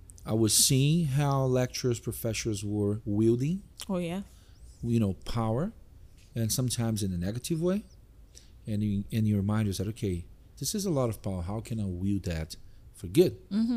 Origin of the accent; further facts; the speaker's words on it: Brazil; moved away as an adult; now in Canada; I moved from Brazil to Canada 7 years ago with my beautiful wife and my two kids.